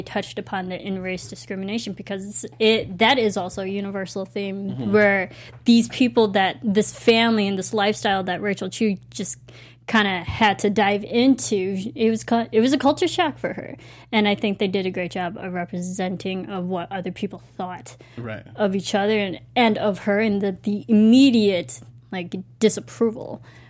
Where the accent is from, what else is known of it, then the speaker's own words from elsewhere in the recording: United States; I am Asian American, but I was raised in the American culture.